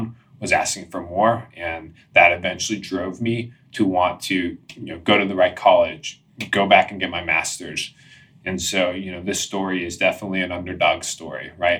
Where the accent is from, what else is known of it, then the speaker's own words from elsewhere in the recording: Washington, District of Columbia, United States; moved away as an adult; also born or lived in San Diego, California; I grew up in Washington, D.C.